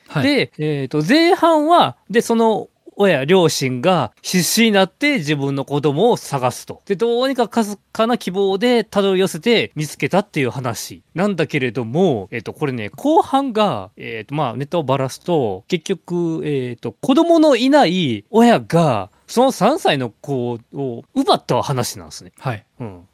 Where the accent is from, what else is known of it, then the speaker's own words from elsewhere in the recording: Awaji Island, Hyogo, Japan; 僕と山口君同じく淡路島出身